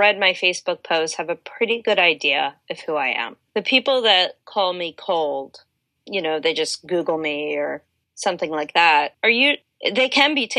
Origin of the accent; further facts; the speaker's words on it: Delaware, United States; now in Washington, DC, United States; I grew up in Delaware